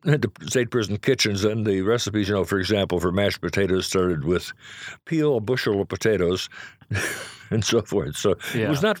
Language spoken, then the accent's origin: English; Chicago, Illinois, United States; No, I was born in Chicago.